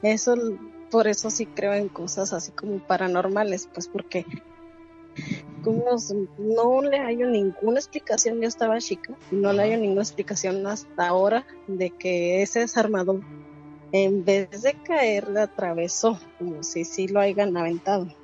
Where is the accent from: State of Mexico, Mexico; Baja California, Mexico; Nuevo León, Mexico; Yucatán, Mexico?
Baja California, Mexico; Mexicali; now in California, United States; soy de Mexicali